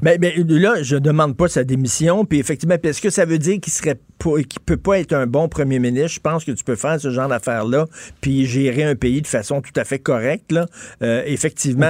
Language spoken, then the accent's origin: French; Montreal, Quebec, Canada; je viens de Verdun